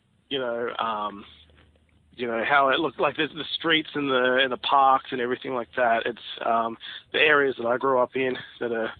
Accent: Campbelltown, New South Wales, Australia; I grew up in Ed's in Campbelltown out in, Western Sydney

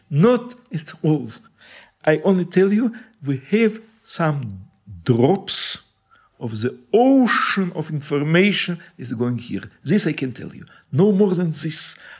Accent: Riga, Latvia; born there; English is a second language; I was born in Riga.

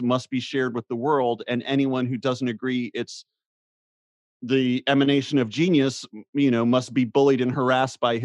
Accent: North Carolina, United States; moved away; Jesse Helms, my former senator when I was growing up in North Carolina

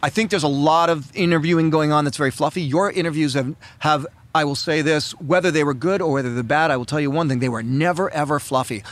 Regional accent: Canada; I'm a Canadian

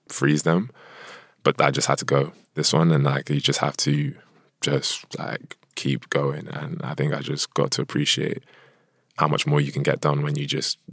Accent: United Kingdom; also born or lived in Nigeria; a Nigerian British person

